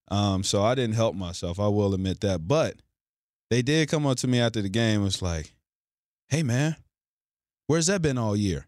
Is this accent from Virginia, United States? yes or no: yes; Forest, Virginia, United States; I'm from Forest Virginia.